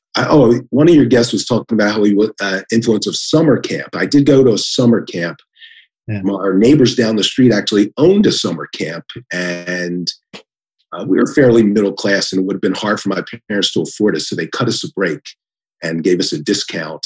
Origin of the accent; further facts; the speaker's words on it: Philadelphia, Pennsylvania, United States; moved away as an adult; also born or lived in Washington, D.C.; now in Columbus, United States; I'm from Philadelphia. We pronounce it veteran